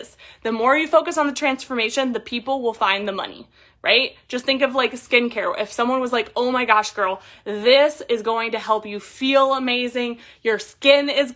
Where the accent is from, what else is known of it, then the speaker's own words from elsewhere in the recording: Columbus, Ohio, United States; I'm a woman from Columbus, Ohio